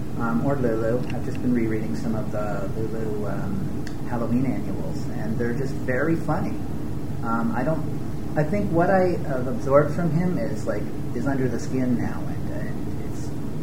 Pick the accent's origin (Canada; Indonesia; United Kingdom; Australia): Canada; I feel very attached to the Canadian identity. That is simply because I'm a Canadian.